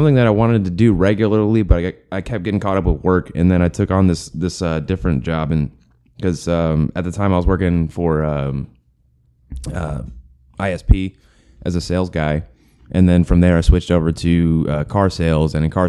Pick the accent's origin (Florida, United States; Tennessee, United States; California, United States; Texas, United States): Texas, United States; Temple; now in Belton, United States; I moved out of my hometown of Temple and live in Belton